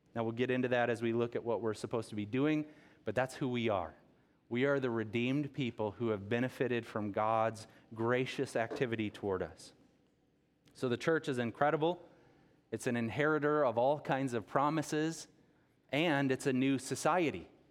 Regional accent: Rockton, Illinois, United States; also born or lived in Rockford, Illinois; grew up here on the tree farm in, in Rockton.

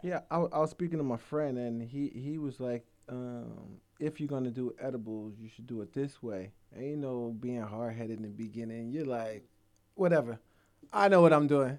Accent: Georgia, United States; also born or lived in Jamaica; we're from Georgia, and I'm representing Georgia

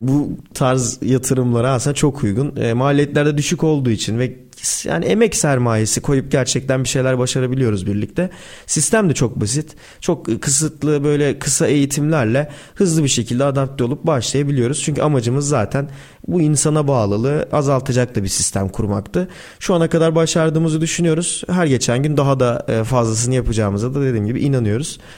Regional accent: Turkey

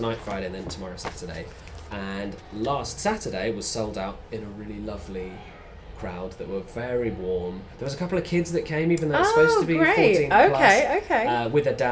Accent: Essex, East of England, United Kingdom; having grown up in, like, conservative white Essex

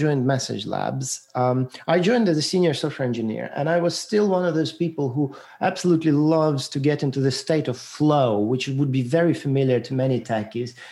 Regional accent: Ukraine; moved away; also born or lived in Moscow, Russia; I was born in Ukraine, and it was a part of Soviet Union at the time

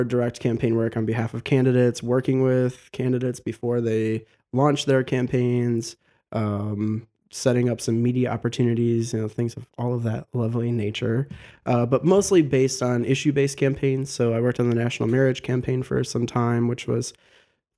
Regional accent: Genoa, Ohio, United States; now in Toledo, United States; I grew up in Genoa.

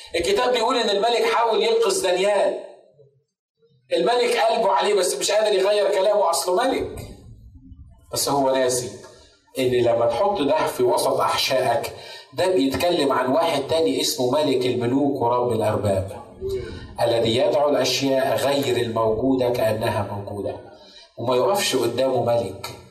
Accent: Egypt; عندنا في مصر

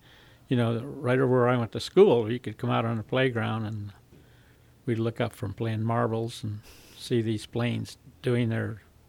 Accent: Southern California, United States; also born or lived in North Hollywood, California / San Fernando, California / Santa Rosa, California / Germany; I was born in Hollywood, California.

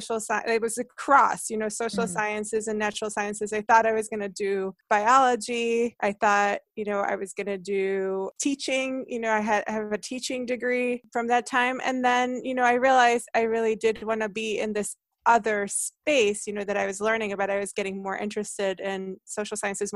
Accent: Hungary; English is a second language; also born or lived in New Jersey; now in United States; I grew up in Hungary

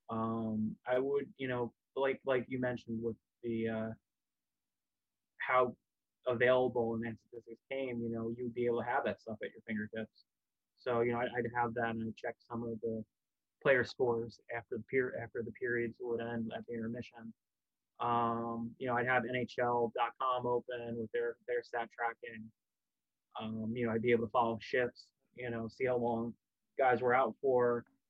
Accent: New Jersey, United States; where I grew up in Jersey

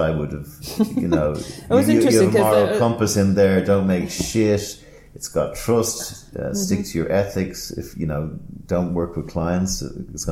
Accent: Ireland; as an Irishman

